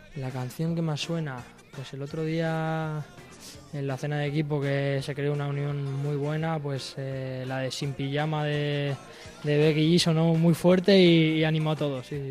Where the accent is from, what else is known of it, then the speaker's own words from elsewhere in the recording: Valencia, Valencian Community, Spain; also born or lived in Madrid; enseguida me fui a Valencia